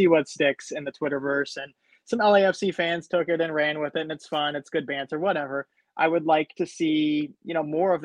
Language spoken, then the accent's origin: English; Columbus, Ohio, United States; now in Chesapeake, United States; I live in Chesapeake, Virginia. I was born and raised in Columbus.